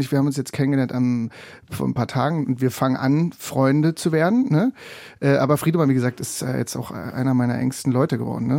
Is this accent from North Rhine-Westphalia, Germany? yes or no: no; Anklam, Mecklenburg-Vorpommern, Germany; Ich bin geboren in Anklam